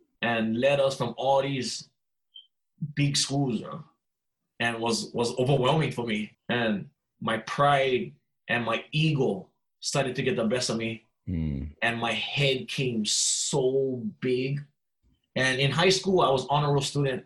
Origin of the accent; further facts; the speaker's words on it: Hilo, Hawaii, United States; Born and raised in Hilo, Hawaii, on the Big Island